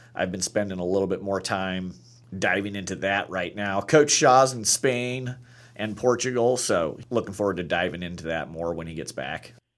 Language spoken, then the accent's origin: English; Lincoln, Nebraska, United States; moved away as an adult; also born or lived in San Antonio, Texas; now in Madras, United States; I'm originally from Lincoln, Nebraska, born and raised there